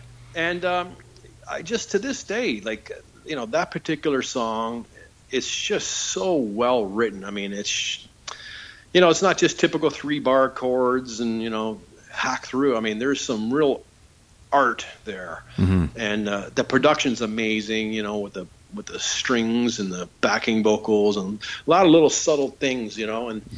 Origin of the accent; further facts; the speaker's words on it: Niagara Falls, Ontario, Canada; It's funny because when I growing up in Niagara Falls, when I was in grade 7 and 8, I had to switch to a Catholic school just because where we moved